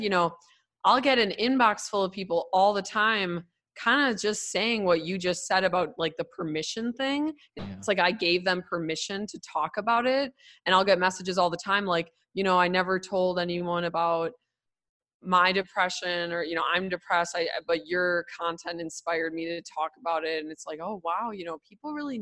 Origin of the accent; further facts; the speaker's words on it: Milwaukee, Wisconsin, United States; I grew up in Milwaukee, but Milwaukee's very segregated.